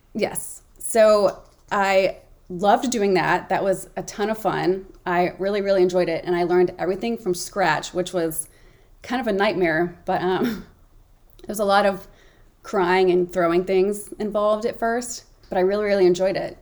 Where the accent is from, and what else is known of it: Memphis, Tennessee, United States; born or raised there; moved away